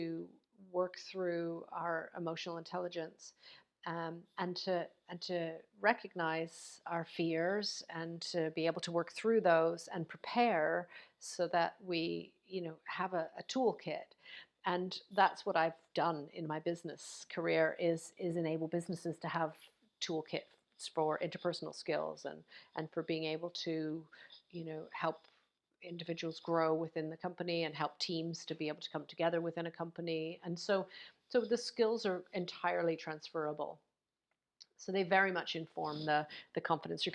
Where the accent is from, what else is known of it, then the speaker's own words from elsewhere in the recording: Canada; now in United Kingdom; I know I'm in the UK right now, although I'm from Canada, I'm here in the UK